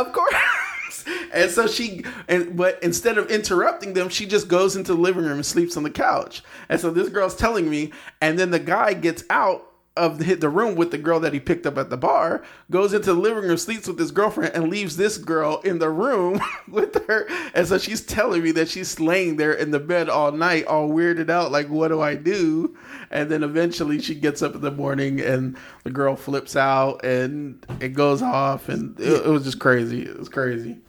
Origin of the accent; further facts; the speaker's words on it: San Bernardino, California, United States; also born or lived in Texas; now in Los Angeles, United States; I grew up in San Bernardino. I grew up